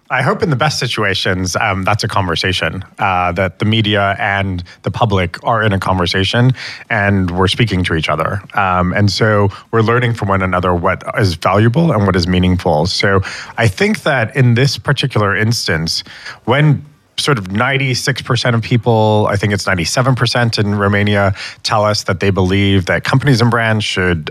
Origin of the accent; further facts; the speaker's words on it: United States; as an American